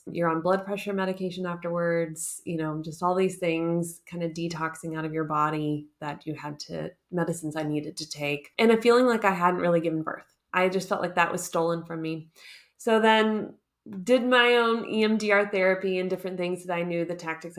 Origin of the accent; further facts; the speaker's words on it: Southeast, United States; moved away as an adult; now in Munich, Germany; I live in Munich, Germany, but I'm originally from the United States. Particularly, I call it the Southeast because I was a military kid.